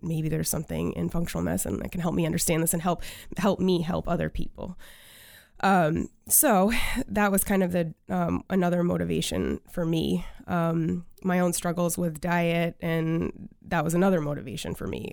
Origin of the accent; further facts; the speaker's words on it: China, Maine, United States; also born or lived in Waterville, Maine; I grew up in China, Maine. Yes, that is a, a, a town in Maine